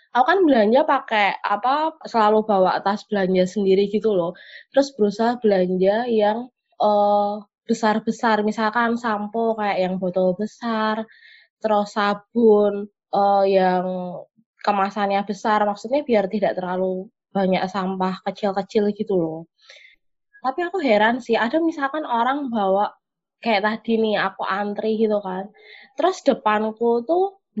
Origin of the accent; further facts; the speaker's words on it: Bali, Indonesia; Kita orang Bali hanya bergantung ke pariwisata, terus pariwisatanya hilang, kita terpukul lagi.